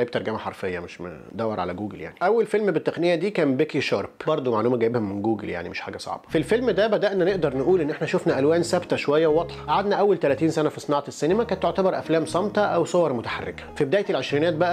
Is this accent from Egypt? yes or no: yes; Egypt; وبما ان انا مصري